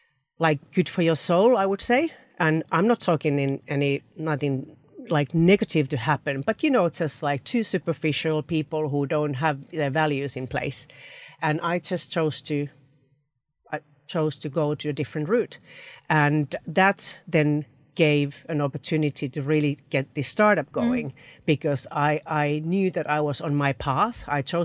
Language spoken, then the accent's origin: English; Finland; moved away as an adult; now in United Kingdom; I moved from Finland to UK, to a different market, brought my family, 3 children and a husband here, and did my full-time MBA.